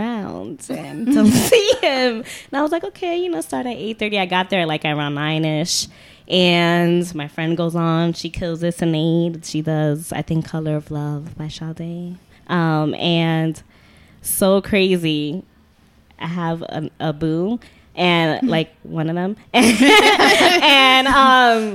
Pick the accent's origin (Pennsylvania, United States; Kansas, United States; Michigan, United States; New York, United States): New York, United States; New York City; also born or lived in Bronx, New York; I'm not from the Bronx. I just live there. Everyone thinks I'm from the Bronx. No, I'm from Watch Heights